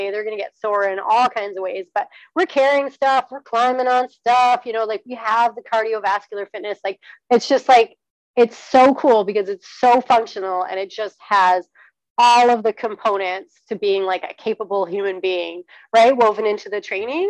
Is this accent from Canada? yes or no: yes; British Columbia, Canada; I'm from British Columbia